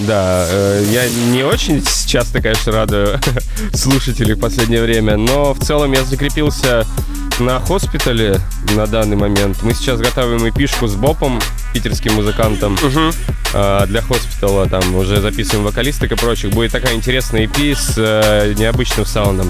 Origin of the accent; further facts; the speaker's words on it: Magadan, Magadan Oblast, Russia; now in Moscow, Russia; мы вообще земляки из Дальнего Востока, оба он с Владивостока, я с Магадана